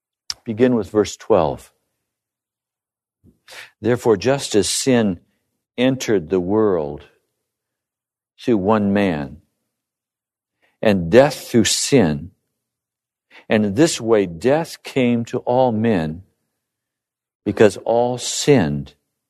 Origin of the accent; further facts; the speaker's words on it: Bosler, Wyoming, United States; As I grew up living in Bosler, I remember the first time I had an ice cream.